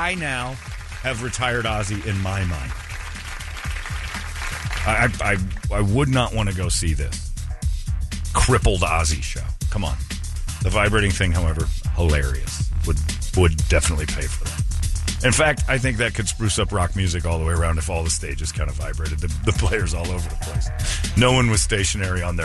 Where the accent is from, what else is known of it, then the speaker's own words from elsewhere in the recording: Philadelphia, Pennsylvania, United States; I'm from Philly.